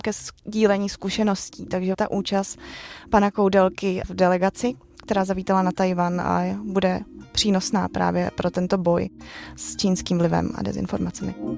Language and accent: Czech; Czechia; jsem z České republiky